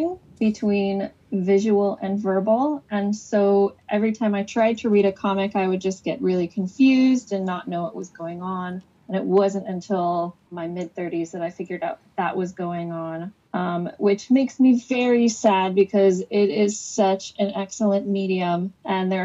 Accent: Phoenix, Arizona, United States; now in Scotland; I am from Phoenix, but I'm currently living in the land of Scrooge McDuck, Scotland

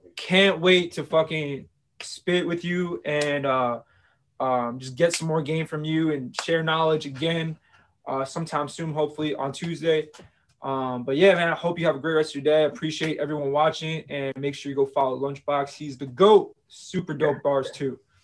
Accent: United States; I'm from New York, New Jersey too

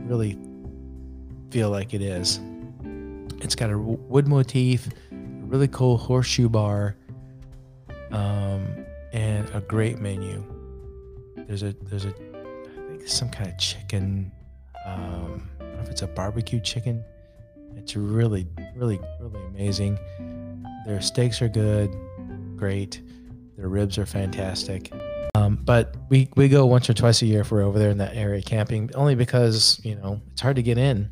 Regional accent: Goshen, Indiana, United States; I grew up in Goshen, Indiana

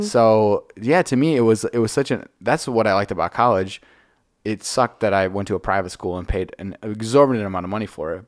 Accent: Franklin, Wisconsin, United States; I grew up in Franklin, which is like twenty minutes south of here

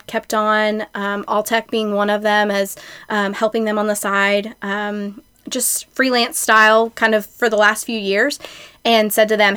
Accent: Shelbyville, Kentucky, United States; also born or lived in Lexington; I grew up in Shelbyville and then went to Western Kentucky University

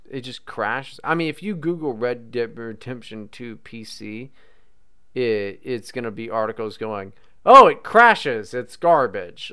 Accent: West Virginia, United States; I'm not from Virginia, West Virginia.

